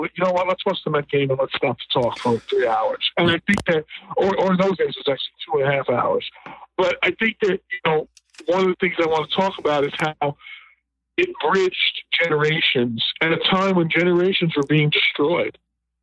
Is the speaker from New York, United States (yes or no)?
yes; New York City, New York, United States; I grew up in the Bronx